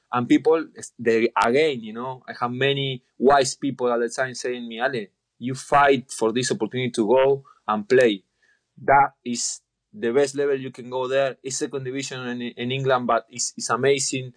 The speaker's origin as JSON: {"language": "English", "town": "Rosario", "region": "Santa Fe", "country": "Argentina", "tie": "born or raised there", "second_language": "English", "moved": "yes", "said": "my city, I'm from Rosario"}